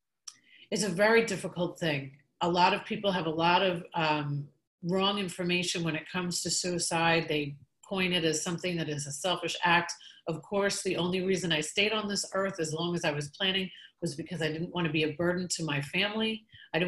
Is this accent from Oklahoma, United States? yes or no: no; New York, United States; I'm from New York